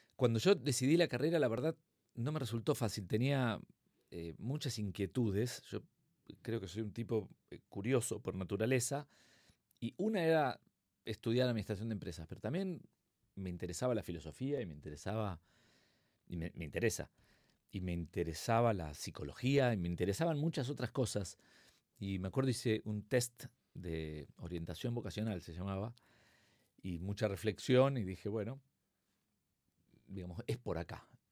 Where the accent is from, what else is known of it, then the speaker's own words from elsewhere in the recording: Buenos Aires, Argentina; accent: Argentine; moved away as an adult; also born or lived in Mexico; now in Madrid, Spain; Soy de Palermo y vivo acá en España hace dos años y medio.